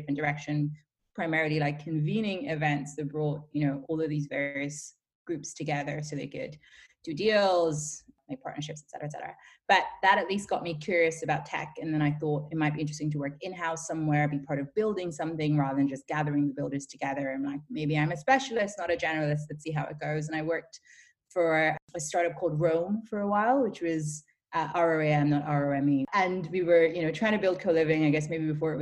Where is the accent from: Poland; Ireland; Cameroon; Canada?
Ireland; moved away as an adult; also born or lived in Nigeria / Dublin, Ireland / London, United Kingdom; now in Berlin, Germany; So I grew up mostly in Ireland, between Nigeria and Ireland.